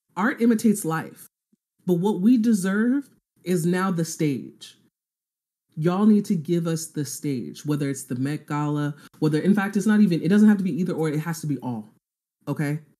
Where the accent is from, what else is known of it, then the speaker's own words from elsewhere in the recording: Nigeria; I'm Nigerian